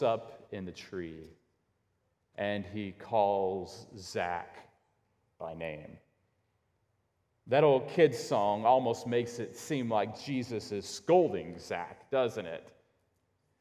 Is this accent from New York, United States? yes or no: no; Illinois, United States; growing up in Illinois